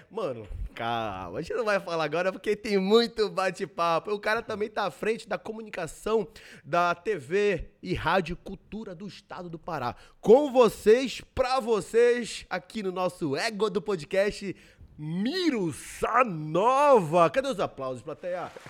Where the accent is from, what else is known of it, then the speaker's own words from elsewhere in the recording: Ananindeua, Pará, Brazil; para quem não sabe, eu nasci e me criei em Ananindeua. Eu tenho um vínculo muito forte com o município de Ananindeua, com as pessoas, amigos, família, etc.